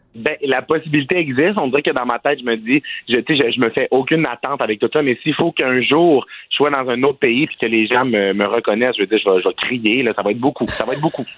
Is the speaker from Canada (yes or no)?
yes; Quebec, Canada; je viens du Saguenay-Lac-Saint-Jean